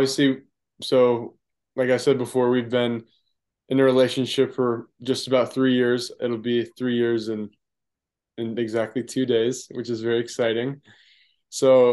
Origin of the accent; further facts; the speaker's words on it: United States; I'm from America